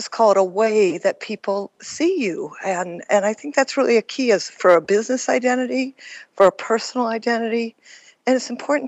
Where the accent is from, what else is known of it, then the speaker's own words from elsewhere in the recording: Detroit, Michigan, United States; moved away; also born or lived in San Francisco, California / Las Vegas, Nevada; I grew up in Detroit, Michigan